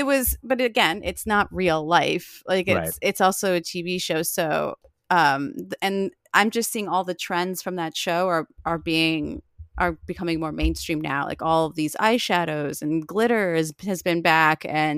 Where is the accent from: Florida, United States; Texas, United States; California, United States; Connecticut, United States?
Florida, United States; But I grew up in South Florida and near like not far from Miami.